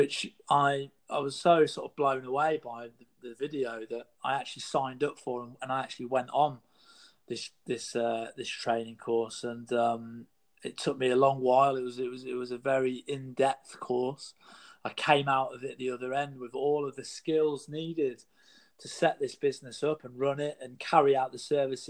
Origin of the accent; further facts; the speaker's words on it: United Kingdom; in the UK, my home country